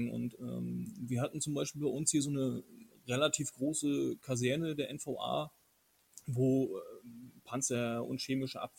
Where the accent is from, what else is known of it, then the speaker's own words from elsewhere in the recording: Mecklenburg-Vorpommern, Germany; ich komme aus Mecklenburg, das ist halt hier so Dorf an Dorf und ähm, ich selber bin auch auf dem, oder in der Kleinstadt groß geworden